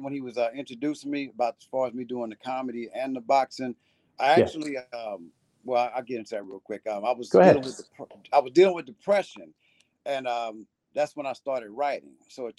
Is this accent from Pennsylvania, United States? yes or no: no; Texas, United States; moved away; also born or lived in New York; I grew up in New York and Texas.